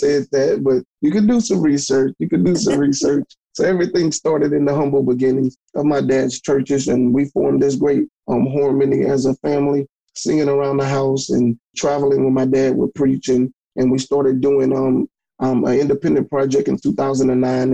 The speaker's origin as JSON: {"language": "English", "town": "Hammond", "region": "Louisiana", "country": "United States", "said": "I'm from um, Hammond, Louisiana. I'm 50 miles from New Orleans, Louisiana, which everybody knows, and I'm 40 miles from Baton Rouge."}